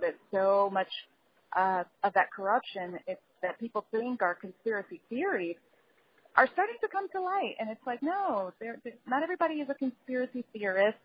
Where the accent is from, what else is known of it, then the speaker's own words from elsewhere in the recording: New York City, New York, United States; moved away as an adult; now in Los Angeles, United States; I grew up in the Bronx and I moved to LA like about two years ago